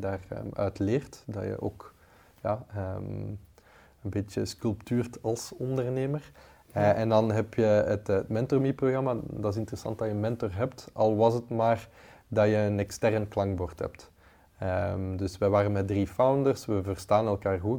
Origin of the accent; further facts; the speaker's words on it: Leuven, Flanders, Belgium; ik ben zelf van het Leuvense